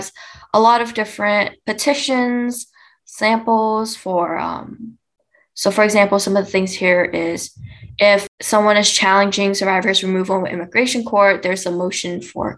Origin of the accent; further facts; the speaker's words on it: Fresno, California, United States; I come from Fresno, and because Fresno doesn't have a big Vietnamese population